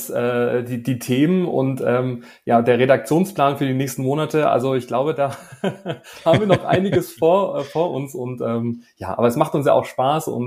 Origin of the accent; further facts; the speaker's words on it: Baden-Württemberg, Germany; heute äh, sind wir im schönen Schwarmländle unterwegs. Äh, ja, in meiner Heimat.